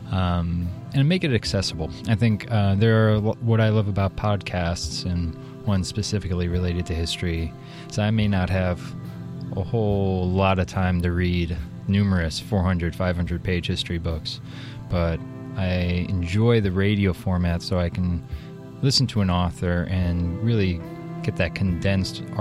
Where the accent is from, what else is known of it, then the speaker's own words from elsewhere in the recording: Ohio, United States; also born or lived in Washington, D.C.; now in Portland, United States; I'm also from Ohio originally, and then I moved around a little bit. Uh, I came to Portland in 2007 from Washington, D.C.